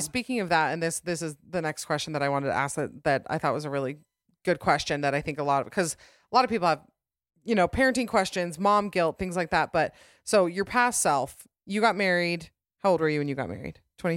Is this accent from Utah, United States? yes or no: yes; Utah, United States; my home state of Utah